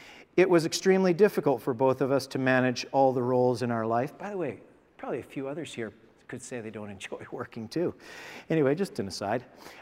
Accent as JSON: {"language": "English", "town": "Guelph", "region": "Ontario", "country": "Canada", "tie": "born or raised there", "said": "I was born and raised in Guelph, and I've lived here my entire life. My parents were Scottish immigrants to Canada, and they settled in Guelph following their marriage."}